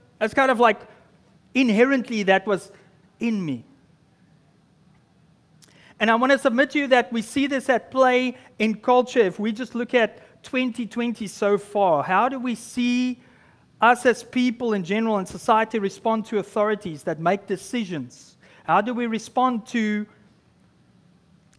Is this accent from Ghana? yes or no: no; South Africa; moved away as an adult; now in Canada; I just arrived in Canada as a South African